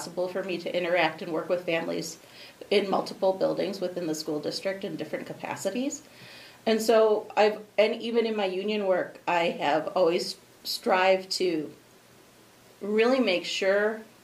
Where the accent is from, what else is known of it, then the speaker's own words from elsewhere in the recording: Roselle, Illinois, United States; now in Aurora, United States; I was born and raised in Roselle.